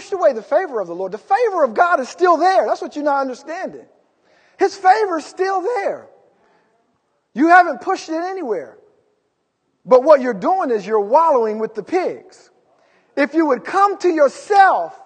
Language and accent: English; California, United States; We're from California